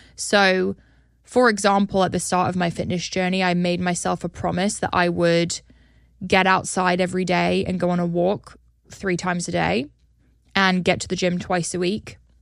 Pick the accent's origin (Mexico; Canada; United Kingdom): United Kingdom; now in United States; my home country